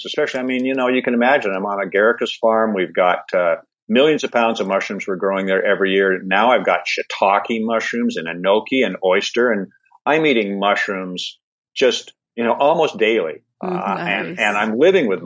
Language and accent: English; Seattle, Washington, United States; moved away as an adult; also born or lived in Olympia, Washington; now in Tofino, Canada; I grew up in Seattle